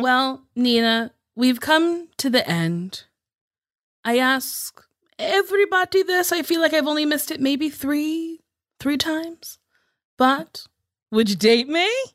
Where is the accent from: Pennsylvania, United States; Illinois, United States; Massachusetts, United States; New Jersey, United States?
New Jersey, United States; Lincroft; moved away; I'm from Lincroft, which is a little, a little town inside of Middletown